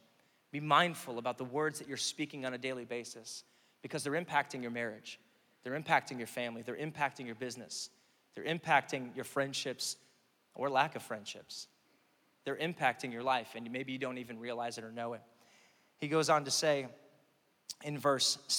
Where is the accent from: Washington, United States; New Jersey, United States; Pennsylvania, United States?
Pennsylvania, United States; moved away as an adult; now in Oklahoma, United States; I'm from Pennsylvania. I moved here, right? And I've been here for like 11 years now